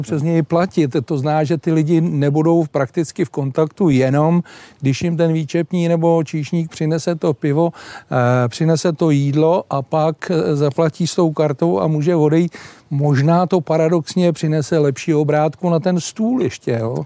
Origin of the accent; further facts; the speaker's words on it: Plzeň, Plzeň Region, Czechia; u nás v Plzni